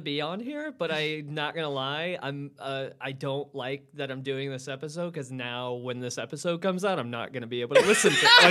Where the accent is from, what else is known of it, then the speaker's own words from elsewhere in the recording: United States; I'm an American.